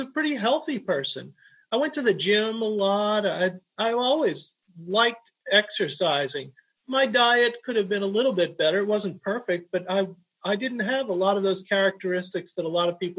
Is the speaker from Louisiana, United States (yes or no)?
yes; New Orleans, Louisiana, United States; now in Laredo, United States; I grew up in New Orleans, Louisiana, and none of my family really had strokes